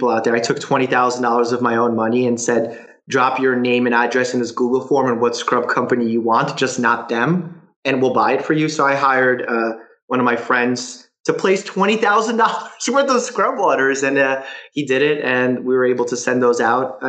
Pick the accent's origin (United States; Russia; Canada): Russia; Because I came from Russia where we escaped that kind of thinking, where you're forced to give labor to someone else and you can't change your job and you can't rise amongst the ranks.